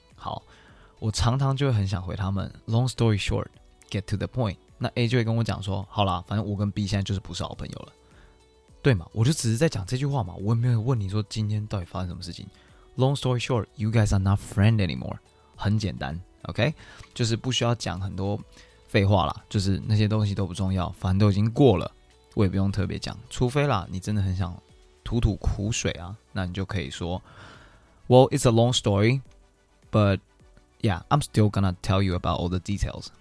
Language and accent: Chinese; Taiwan; moved away; also born or lived in United States; 我们台湾人